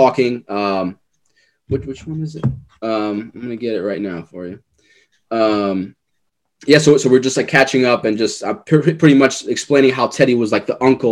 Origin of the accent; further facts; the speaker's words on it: New York City, New York, United States; I'm from Forest Hills, New York, that Regal Park. That's where I'm originally from